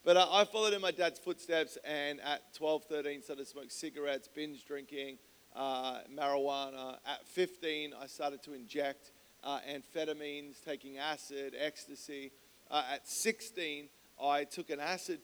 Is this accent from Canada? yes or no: no; Melbourne, Victoria, Australia; moved away as an adult; now in San Diego, United States; I grew up in Melbourne, Australia